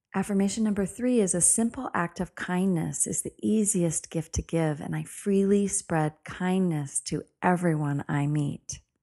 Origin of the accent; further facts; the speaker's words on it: United States; being an American